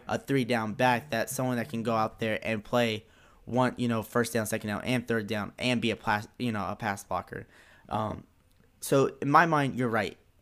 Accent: North Carolina, United States; I'm from North Carolina

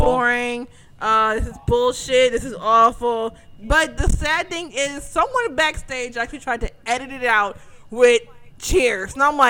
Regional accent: Chicago, Illinois, United States; I love my hometown.

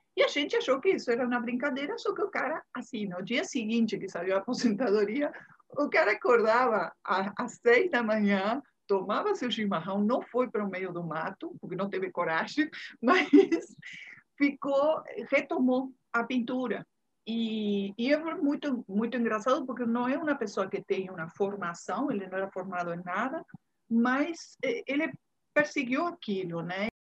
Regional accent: Uruguay; Portuguese is a second language; moved away as an adult; also born or lived in Bahia, Brazil; now in Salvador, Brazil; sou uruguaia, todo mundo vai perceber pelas minhas derrapadas no portunhol, né? Mas tem 29 anos, vou fazer agora em março, 29 anos que cheguei na Bahia.

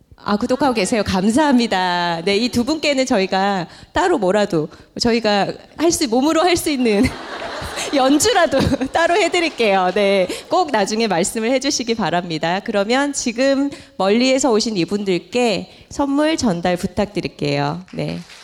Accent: Gyeongsang, South Korea; accent: Gyeongsang dialect (사투리); 우리 사투리로 애살이 있다

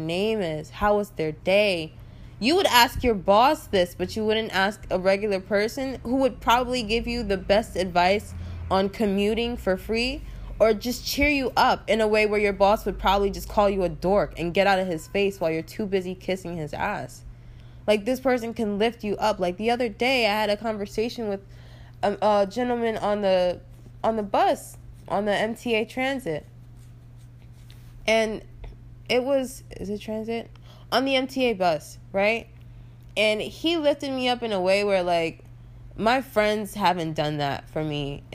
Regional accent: New York, United States; I live in New York. Well, I'm from New York

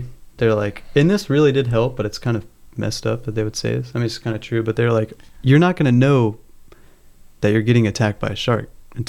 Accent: Helena, United States; now in Huntington Beach, United States; I grew up in Helena.

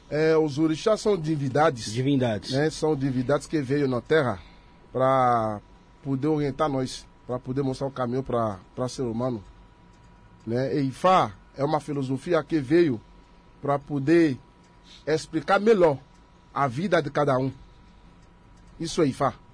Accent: Benin; Portuguese is a second language; now in Brazil; nós que somos da África, que somos de lá, de Benin, a gente cultua o que chamar a base, o começo de tudo.

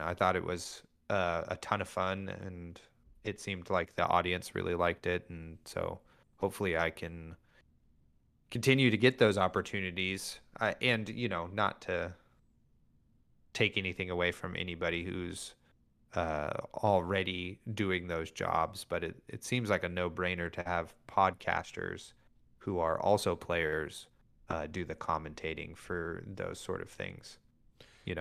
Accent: Northern California, United States; We're from NorCal

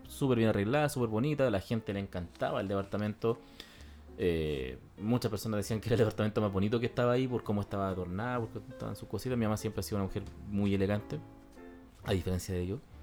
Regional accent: Santiago, Santiago Metropolitan Region, Chile; nos fuimos de Renca

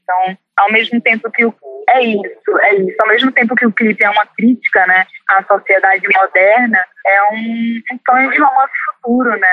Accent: Recife, Pernambuco, Brazil; accent: Recife; moved away as an adult; now in Rio de Janeiro, Brazil; saí com 18 anos de Recife e moro no Rio

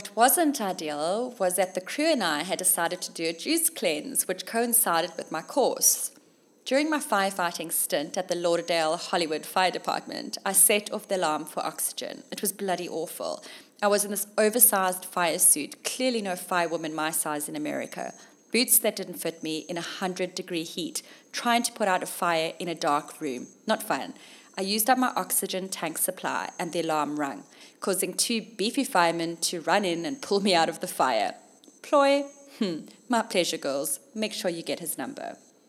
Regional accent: Zimbabwe; born there; when I told him I was born in Zim.

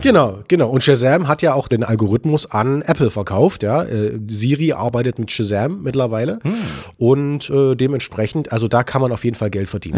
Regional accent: Leipzig, Saxony, Germany; bei uns in Leipzig

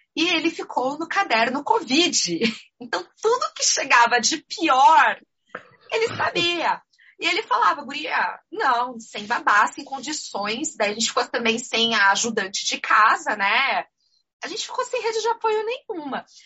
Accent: Curitiba, Paraná, Brazil; also born or lived in Florianópolis; eu sou aqui de Curitiba

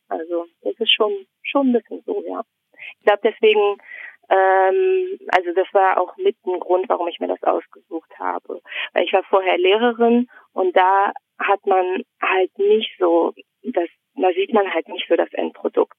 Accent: Neuss, North Rhine-Westphalia, Germany; moved away as an adult; also born or lived in Münster; now in Mülheim an der Ruhr, Germany; Ich komme aus Neuss und habe dann in Münster studiert und bin von Münster dann aus nach Mülheim gezogen.

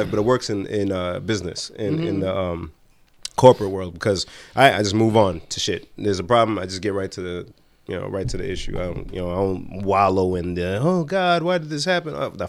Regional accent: Nigeria; by way of being Nigerian

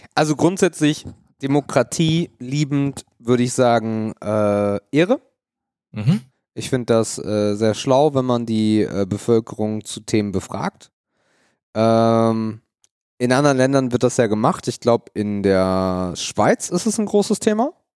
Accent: Germany; bei uns in Deutschland

